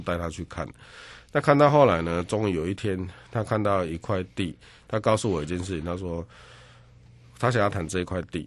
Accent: Yunlin County, Taiwan; 我本身是云林人

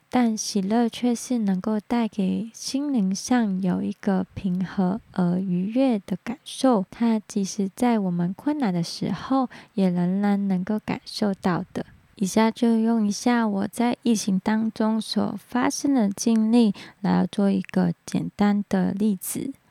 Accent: Hong Kong; accent: Hong Kong; Chinese is a second language; now in Taiwan; 我知道我在讲发光这个字一定是有点走音，但是请大家能够体谅，因为我是香港人，接纳我的口音

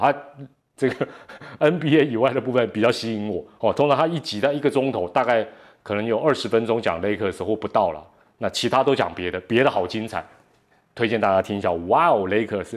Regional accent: Taiwan; 既然咱是台湾人

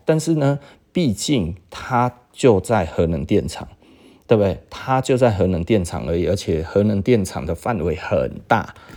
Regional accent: Taiwan; 是我们台湾人去帮英国人写的

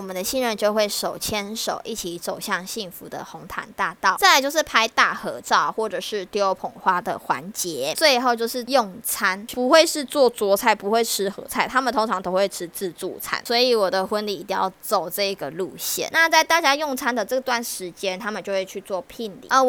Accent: Taiwan; 不会像我们台湾人吃完嘛，然后他们就会去站在门口跟大家做送客。

